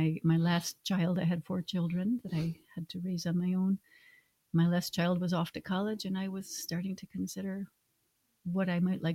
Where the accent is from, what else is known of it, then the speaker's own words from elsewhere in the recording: Western New York, United States; moved away as an adult; now in Orkney, United Kingdom; I come from Western New York State in America